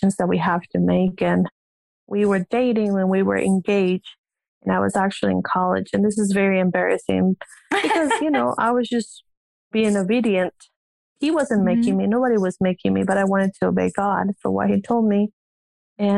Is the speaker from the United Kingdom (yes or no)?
no; Peru; English is a second language; moved away; I came from Peru and didn't know any English. I had to learn English